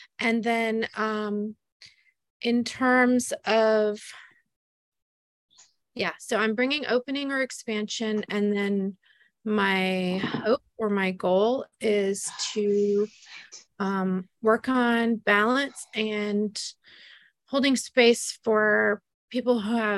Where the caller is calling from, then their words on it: South Carolina, United States; I'm in South Carolina, and I am new to this circle, but not to all circles.